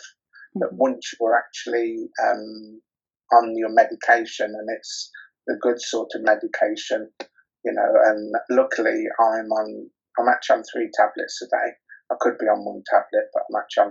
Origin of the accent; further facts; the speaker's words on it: Rothwell, East Midlands, United Kingdom; also born or lived in Coventry; now in Birmingham, United Kingdom; I'm actually from Northamptonshire, a very small town in Northamptonshire called Rothwell